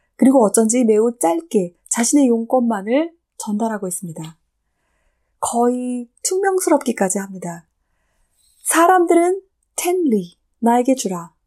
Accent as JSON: {"language": "Korean", "country": "South Korea", "also_born_or_lived": "Germany", "moved": "as an adult", "said": "저도 예전에 독일에 살고 있었을 때 독일 친구들이 다른 친구들에게 저를 소개해 줄 때면 언제나 한국에서 온 누구누구야"}